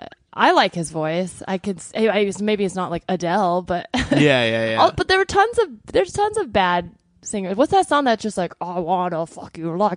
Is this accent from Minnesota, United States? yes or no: no; Palo Alto, California, United States; born or raised there